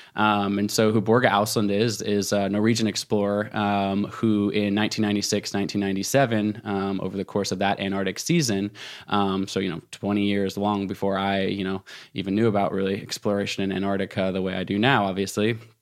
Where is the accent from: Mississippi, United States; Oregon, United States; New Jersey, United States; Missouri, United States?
Oregon, United States; Portland; now in Jackson Hole, United States; my hometown bookstore, uh, in Portland, Oregon